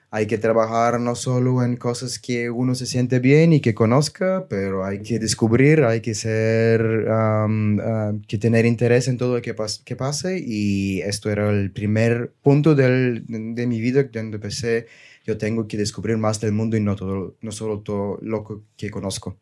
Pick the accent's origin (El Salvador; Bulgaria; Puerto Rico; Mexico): Bulgaria; Spanish is a second language; moved away as an adult; also born or lived in Germany / Barcelona; yo soy, yo soy de Bulgaria